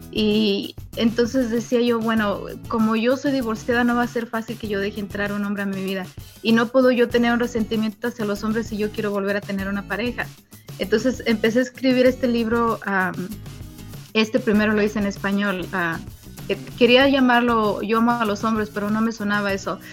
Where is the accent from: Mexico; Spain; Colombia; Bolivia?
Mexico; Michoacán; moved away as an adult; also born or lived in Puruándiro; now in Las Vegas, United States; De Michoacán, México.